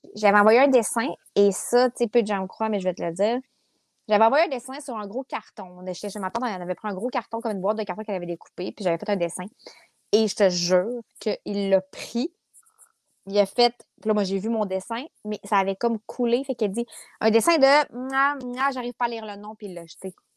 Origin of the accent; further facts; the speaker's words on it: Quebec City, Quebec, Canada; also born or lived in Limoilou / Saint-Jean-Baptiste; Je suis née à Charlebourg